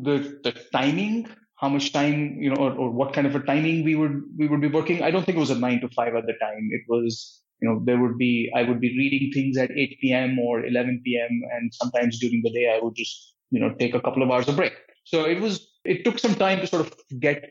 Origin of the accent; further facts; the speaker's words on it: New Delhi, Delhi, India; moved away as an adult; also born or lived in Patiala, India / Santa Cruz, California; now in United States; I was born and brought up in India, in New Delhi